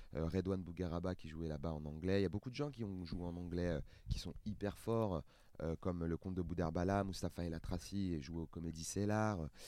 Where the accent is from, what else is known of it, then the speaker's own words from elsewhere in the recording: Seine-Saint-Denis, Île-de-France, France; j'ai grandi en Seine-Saint-Denis, j'ai pas beaucoup voyagé